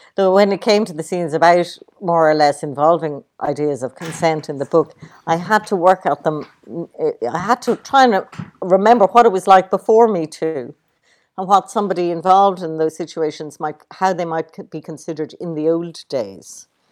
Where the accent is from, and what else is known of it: Ireland